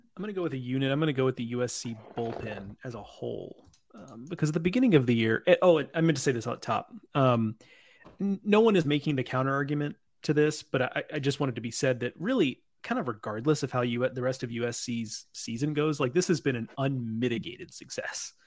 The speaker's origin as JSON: {"language": "English", "region": "East Texas", "country": "United States", "tie": "born or raised there", "said": "I'm from East Texas"}